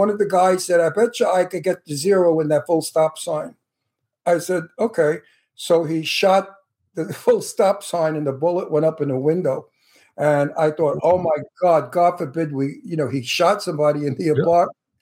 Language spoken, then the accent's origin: English; New York City, New York, United States; accent: Brooklyn; now in Palm Springs, United States; I was born on Columbia Street in Red Hook